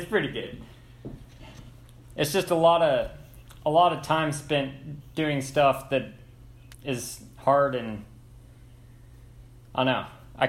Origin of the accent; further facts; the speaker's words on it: San Luis Obispo, California, United States; I'm from San Luis Obispo, California.